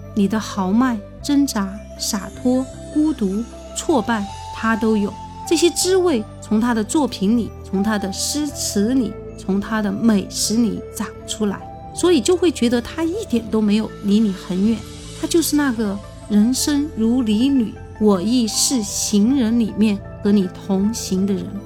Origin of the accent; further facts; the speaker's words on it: Sichuan, China; 我们四川人